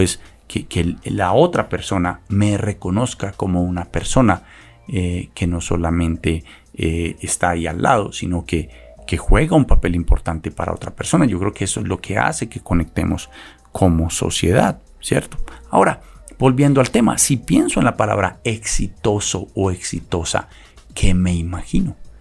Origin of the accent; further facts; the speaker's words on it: Colombia; ignoramos como colombianos